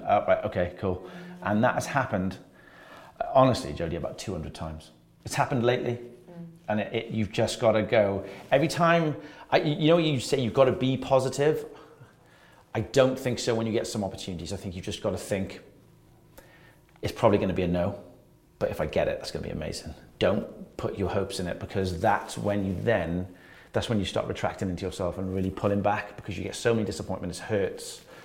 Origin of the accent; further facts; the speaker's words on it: Wales, United Kingdom; I'm Welsh